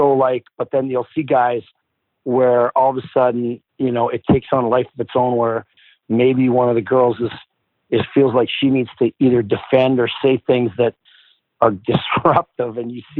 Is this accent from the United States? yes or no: no; Porcupine Plains, Saskatchewan, Canada; I felt like I was lucky that I got to be there